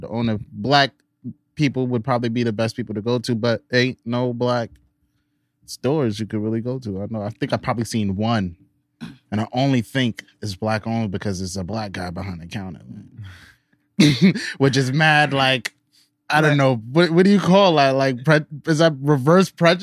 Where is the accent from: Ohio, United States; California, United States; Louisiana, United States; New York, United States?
New York, United States; New York City; I'm from Polo Grounds